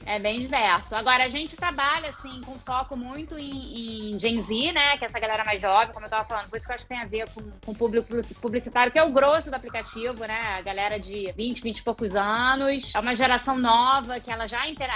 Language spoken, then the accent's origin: Portuguese; Rio de Janeiro, Brazil; moved away as an adult; sou carioca, já tá? Morei fora, voltei, morei fora, voltei